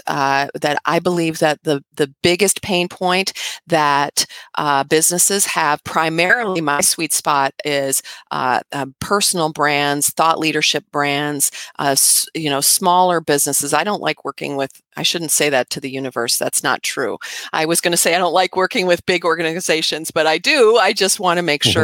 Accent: United States; when we're kids here in America

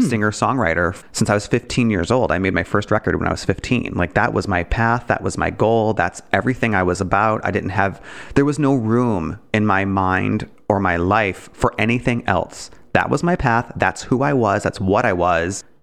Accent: Detroit, Michigan, United States; I'm from Detroit. I had m, Detroit public school education

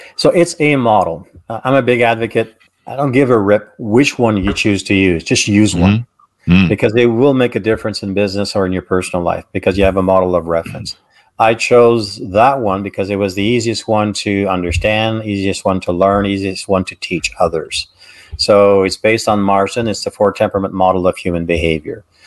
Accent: Canada; I'm Canadian

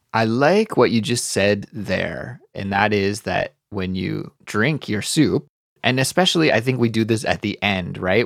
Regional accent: Canada; I'm Canadian

